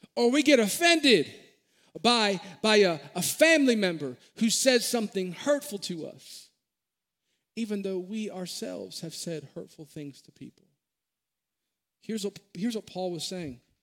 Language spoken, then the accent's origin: English; Maryland, United States; born and raised in Maryland